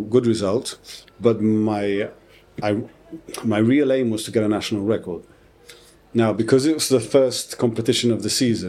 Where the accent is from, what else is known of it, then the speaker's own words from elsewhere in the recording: United Kingdom; I have to show that I'm British.